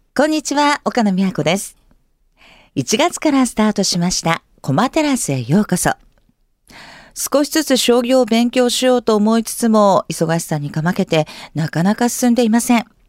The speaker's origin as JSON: {"language": "Japanese", "region": "Tokyo", "country": "Japan", "tie": "born or raised there"}